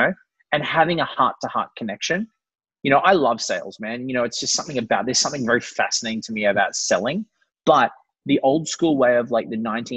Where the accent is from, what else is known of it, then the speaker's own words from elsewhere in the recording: Brisbane, Queensland, Australia; I'm 32 from Brisbane, Australia